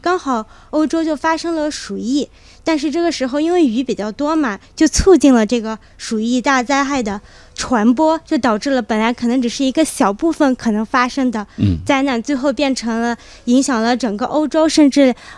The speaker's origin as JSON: {"language": "Chinese", "town": "Kunming", "region": "Yunnan", "country": "China", "said": "我是云南昆明人"}